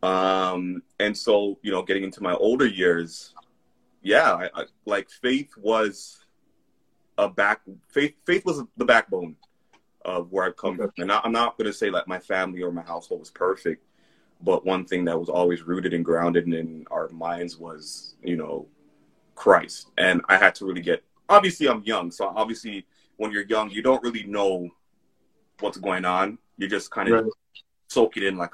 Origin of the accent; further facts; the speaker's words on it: Jamaica; now in Canada; I'm a Jamaican first, Canadian second